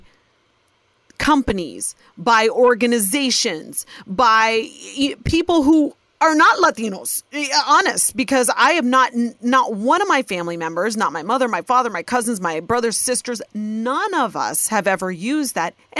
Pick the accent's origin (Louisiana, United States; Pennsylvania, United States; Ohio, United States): Ohio, United States; born or raised there